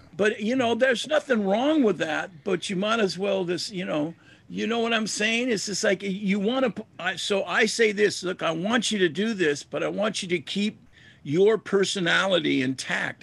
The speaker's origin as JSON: {"language": "English", "country": "United States", "said": "an American kid"}